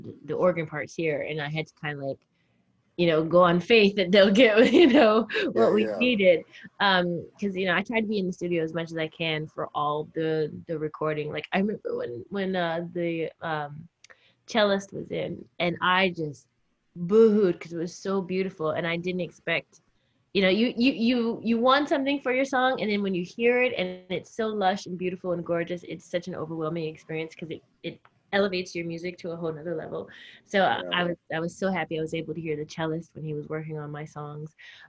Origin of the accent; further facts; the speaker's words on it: Virginia, United States; also born or lived in Alabama / Tennessee / Florida; now in New York, United States; I was born in Virginia. I guess I grew up, I am a Southern girl. I spent a lot of time in Alabama, Virginia, mainly, but also Tennessee and Florida.